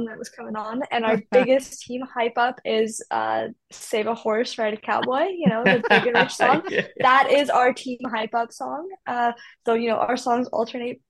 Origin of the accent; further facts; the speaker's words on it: Calgary, Alberta, Canada; moved away; I'm from Calgary, I'm from Alberta